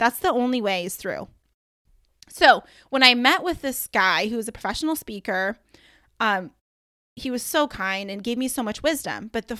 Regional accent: Michigan, United States; I was like, I can't say y'all because I'm from Michigan and we say you guys.

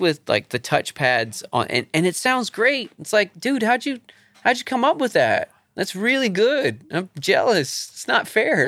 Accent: Charleston, South Carolina, United States; moved away; I grew up in Charleston

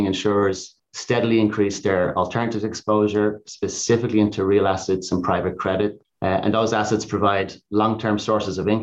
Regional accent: Ireland; now in United States; being Irish

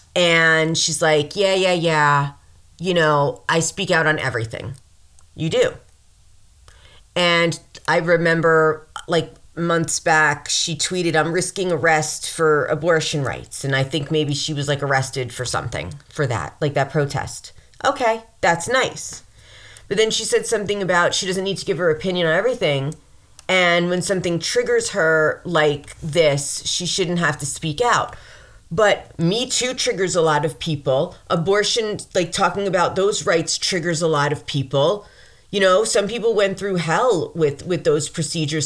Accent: New York, United States; I'm from New York, I'm, I'm around the city

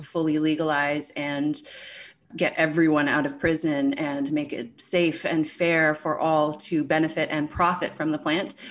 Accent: St. John's, Newfoundland and Labrador, Canada; I grew up in Saint John's, Newfoundland

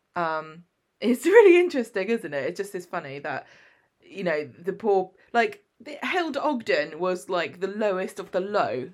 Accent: England, United Kingdom; I'm English

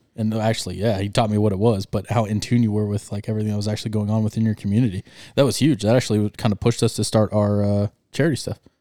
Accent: Arizona, United States; we are, uh, born and raised in Arizona

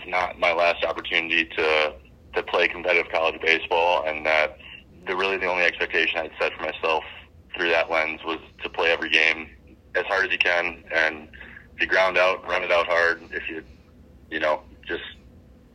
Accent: United States; growing up in the States

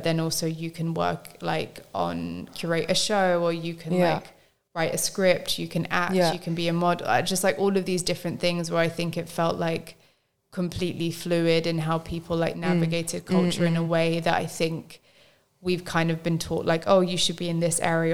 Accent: London, United Kingdom; growing up in London

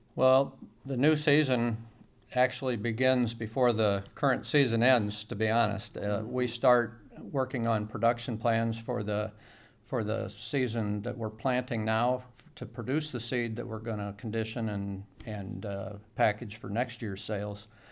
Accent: Bureau County, Illinois, United States; I grew up in Biro County

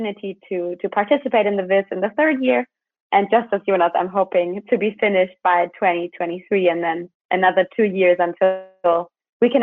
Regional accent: Berlin, Germany; moved away as an adult; now in Hamburg, Germany; I'm also from Germany originally, but from Berlin

